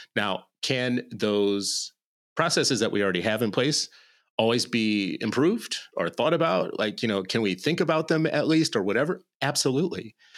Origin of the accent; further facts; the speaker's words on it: United States; I'm an American